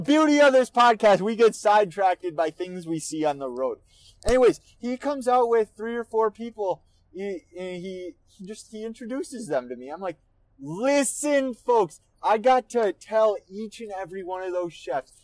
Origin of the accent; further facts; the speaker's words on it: Minnesota, United States; I'm from Minnesota